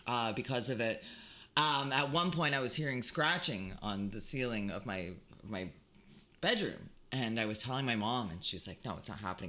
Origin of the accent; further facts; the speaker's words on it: Hamilton, Ontario, Canada; Growing up in Hamilton